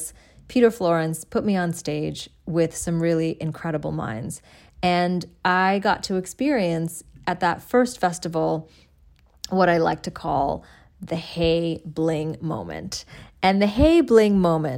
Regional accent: Dhaka, Dhaka Division, Bangladesh; my hometown of Dhaka, Bangladesh

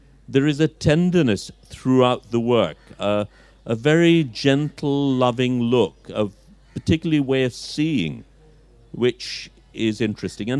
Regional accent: Dhaka, Dhaka Division, Bangladesh; I'm a Dhakaite, but I've never lived in Old Dhaka as such

